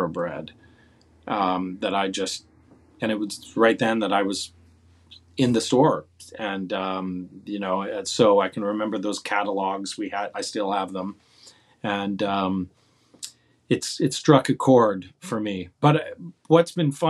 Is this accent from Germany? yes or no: no; Calgary, Alberta, Canada; moved away as an adult; also born or lived in Toronto, Canada; now in New York, United States; when I was a teenager in my hometown of Calgary